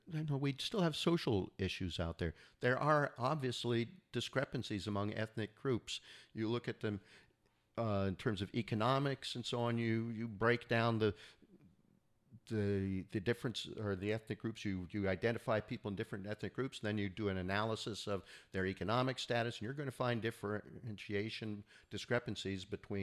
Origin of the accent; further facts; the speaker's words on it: California, United States; I grew up in the Northern Bay Area here in California